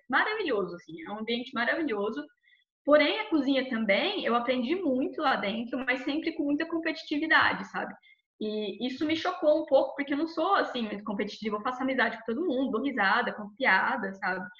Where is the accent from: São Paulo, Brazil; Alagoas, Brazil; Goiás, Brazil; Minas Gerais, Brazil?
São Paulo, Brazil; Barretos; moved away as an adult; also born or lived in Rio Claro; now in London, United Kingdom; eu sou de Barretos, interior de São Paulo, a famosa Texas brasileira